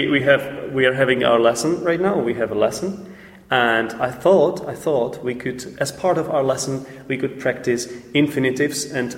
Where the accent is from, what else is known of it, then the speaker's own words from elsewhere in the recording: Czechia; I'm the host of this podcast. I'm from the Czech Republic.